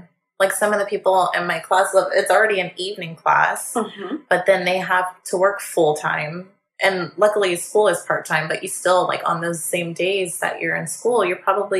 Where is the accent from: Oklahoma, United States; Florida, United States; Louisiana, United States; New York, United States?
New York, United States; Buffalo; Hey, I'm from Buffalo, so they're my neighbors.